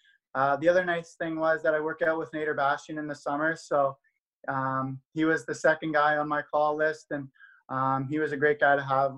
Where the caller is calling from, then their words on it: Waterloo, Ontario, Canada; I'm joining us from Waterloo, Ontario. So I'm back living at my mom's place right now, enjoying the time back here.